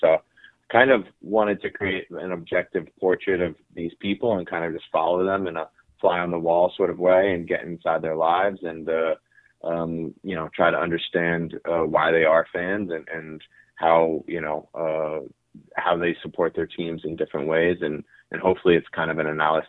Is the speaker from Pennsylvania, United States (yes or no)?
yes; Pennsylvania, United States; I grew up outside Philly, but around with my family, both my parents are big Philly sports fans.